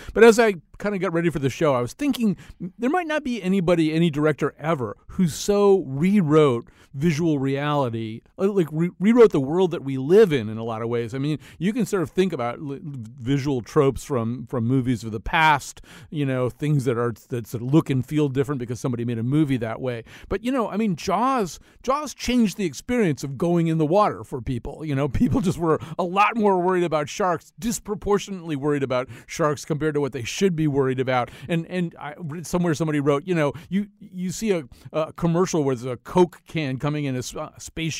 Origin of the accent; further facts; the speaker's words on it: United States; I was realizing that I'd seen almost everything, because as an American, you kind of have to.